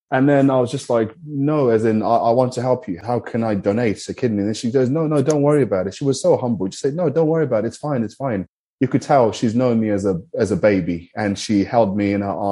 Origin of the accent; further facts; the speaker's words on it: Zimbabwe; I'm from Zimbabwe